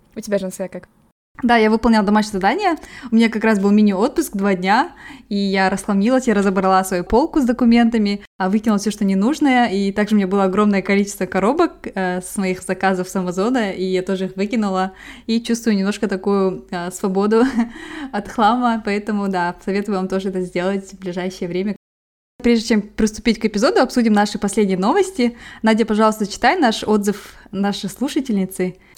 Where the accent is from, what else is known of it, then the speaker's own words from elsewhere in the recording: Kazakhstan; я казашка